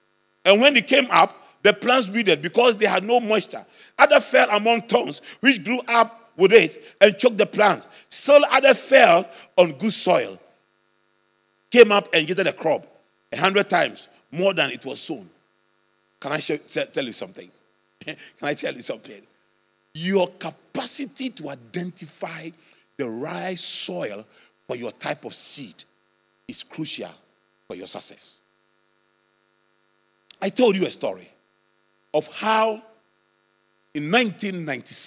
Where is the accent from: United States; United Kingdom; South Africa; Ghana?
Ghana